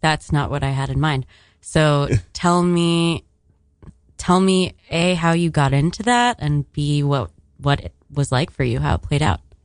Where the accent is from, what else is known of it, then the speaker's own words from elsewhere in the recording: Miami, Florida, United States; moved away; I'm from Miami